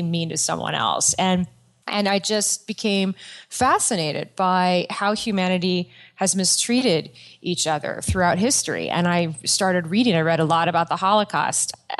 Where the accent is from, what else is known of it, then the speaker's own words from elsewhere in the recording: Yorba Linda, California, United States; I grew up at like 15 minutes from Disneyland. I'm from a small town called Yorba Linda